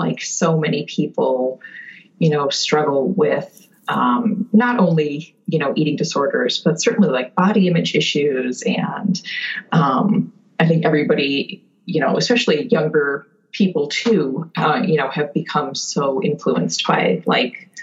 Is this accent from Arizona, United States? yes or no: no; a suburb of Milwaukee, Wisconsin, United States; now in Concord; I grew up in a suburb of Milwaukee, Wisconsin